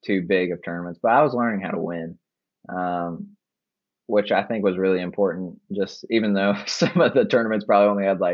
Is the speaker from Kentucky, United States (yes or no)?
yes; Lexington, Kentucky, United States; growing up in Lexington